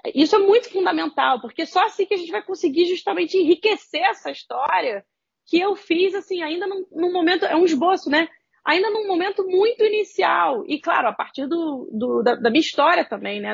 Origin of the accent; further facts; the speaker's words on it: Rio de Janeiro, Brazil; eu sou carioca, vivo no Rio de Janeiro